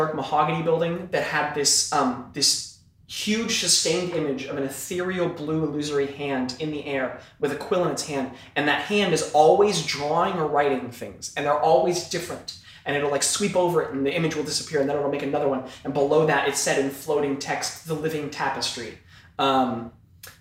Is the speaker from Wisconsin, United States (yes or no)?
no; Iowa, United States; moved away; also born or lived in New York; I grew up in Iowa